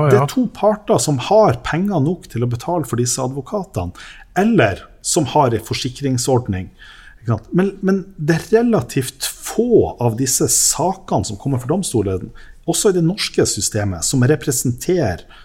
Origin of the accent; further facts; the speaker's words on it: Lofoten, Nordland, Norway; also born or lived in Tysfjord / Vesterålen; Vi har vokst opp med en identitet om at mm. vi er nå fra Lofoten